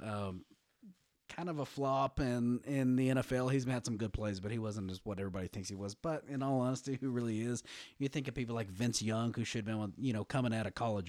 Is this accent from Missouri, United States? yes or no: no; West Texas, United States; I grew up in West Texas